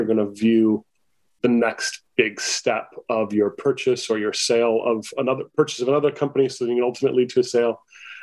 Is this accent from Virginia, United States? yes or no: no; Mesa, Arizona, United States; I grew up in Mesa, Arizona